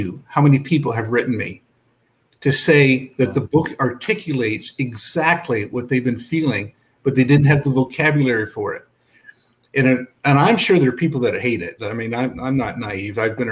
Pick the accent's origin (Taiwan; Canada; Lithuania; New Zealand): Canada; Belleville, Ontario; I grew up in Belleville, Ontario